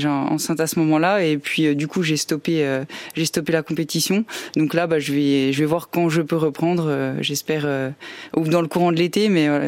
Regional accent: Saint-Didier, Bourgogne-Franche-Comté, France; Je suis originaire de Saint-Didier dans le Jura, à côté de lons le Voilà

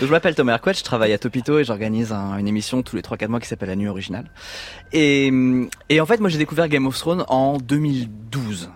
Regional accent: Brittany, France; je suis breton

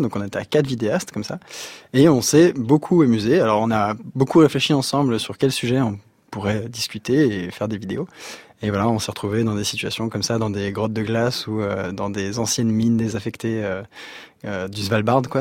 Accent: Sury-le-Comtal, Auvergne-Rhône-Alpes, France; moved away; also born or lived in Guadeloupe / Thailand; on a grandi à Suril-Comtal dans la Loire

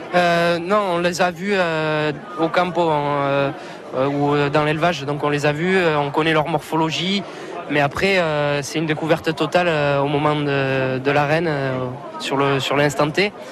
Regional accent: Mont-de-Marsan, Nouvelle-Aquitaine, France; je suis de Mont-de-Marsan, vous l'avez dit, donc ben, c'est une capitale taurine hein, dans le sud-ouest. Donc, ben, tout petit, je suis allé voir les corridas

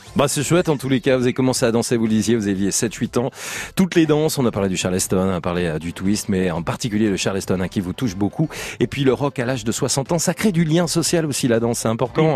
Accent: Auvergne-Rhône-Alpes, France; je suis auvergnat

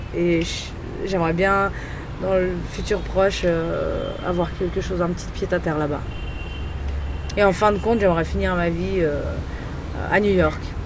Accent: Geneva, Switzerland; born or raised there; moved away as an adult; also born or lived in Bombay, India; now in Mumbai, India

